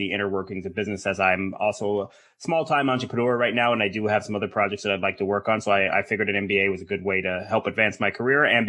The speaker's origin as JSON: {"language": "English", "country": "United States", "said": "we're American"}